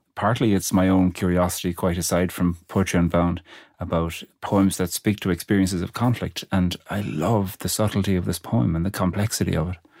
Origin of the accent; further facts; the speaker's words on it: Ireland; I'm Irish